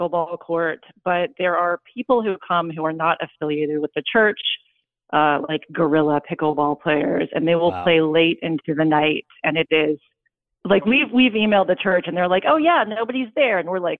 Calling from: Houston, Texas, United States; I'm 38 and from Houston, Texas.

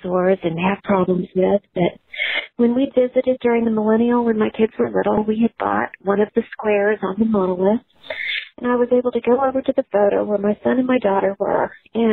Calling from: Hickory Creek, Texas, United States; I'm calling from Hickory Creek, Texas, just north of Dallas.

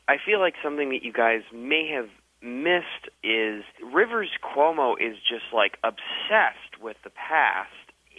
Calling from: New York, United States; I'm calling from New York.

